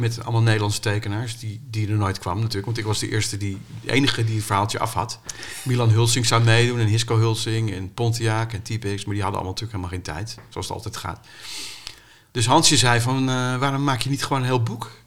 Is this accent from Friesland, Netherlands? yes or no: no; Amstelveen, North Holland, Netherlands; ik kom uit Amstelveen